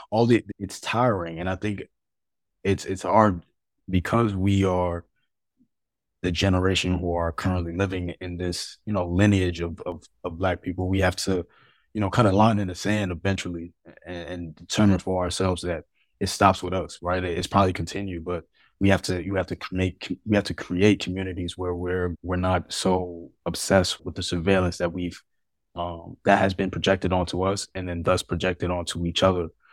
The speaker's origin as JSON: {"language": "English", "town": "New York City", "region": "New York", "country": "United States", "tie": "born or raised there", "said": "I was born in Harlem, um, you know, to two of Molly and parents"}